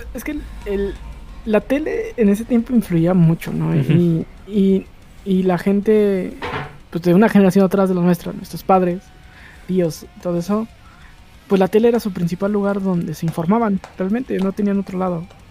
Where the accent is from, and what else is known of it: La Laguna, Mexico; moved away